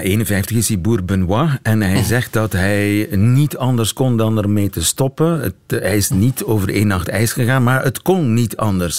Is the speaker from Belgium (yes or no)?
yes; Oudenaarde, Flanders, Belgium; ik kom uit Oudenaarde, is niet zo ver daar vandaan